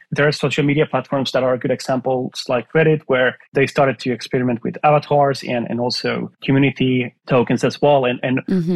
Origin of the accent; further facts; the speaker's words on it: Finland; moved away; I'm from Finland originally